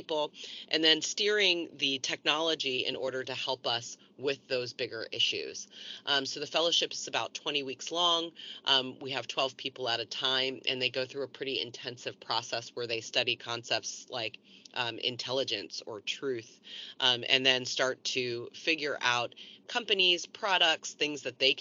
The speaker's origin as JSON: {"language": "English", "region": "East Coast", "country": "United States", "moved": "as an adult", "lives_now": "California, United States", "said": "I am originally from the East Coast. I came to California in the late 90s"}